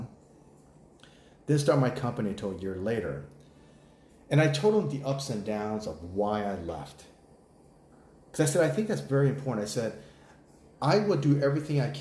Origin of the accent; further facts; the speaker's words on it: United States; also born or lived in Costa Rica; now in Thailand; as an American